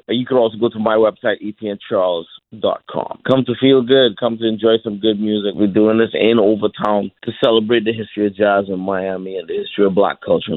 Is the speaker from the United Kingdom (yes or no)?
no; Trinidad & Tobago; I'm originally from Trinidad and Tobago